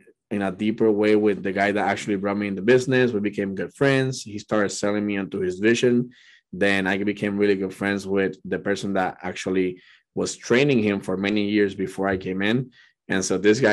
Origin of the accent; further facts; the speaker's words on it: Puerto Rico; now in California, United States; I was born and raised in Puerto Rico